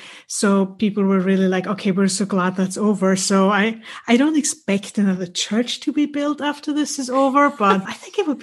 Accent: Austria; moved away as an adult; now in Vienna, Austria; I grew up in the Austrian countryside about 2 hours away from Vienna. So I came to Vienna to study law.

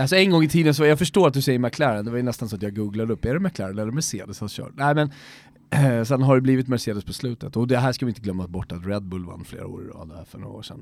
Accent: Sweden; som svensk

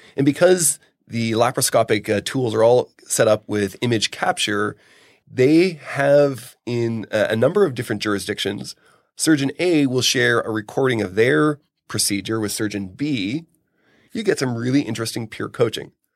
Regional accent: Canada; I'm Canadian

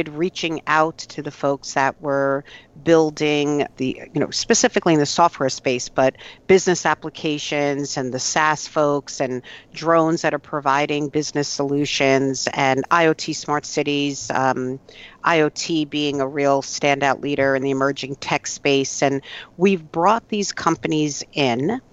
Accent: New York, United States; as a New Yorker

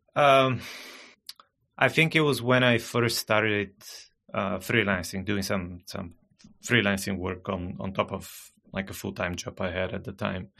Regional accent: Bulgaria; first language Bulgarian; English is a second language; English, not my native language. I'm originally from Bulgaria. I still live in Bulgaria. Bulgarian is my native language.

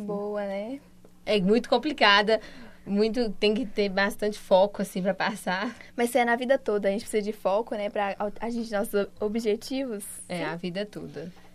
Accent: Tavira, Minas Gerais, Brazil; sou de Tavira, Minas Gerais

